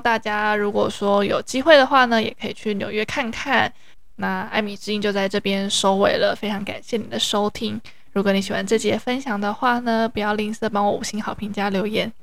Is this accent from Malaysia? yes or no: no; Taiwan; 我有是来自台湾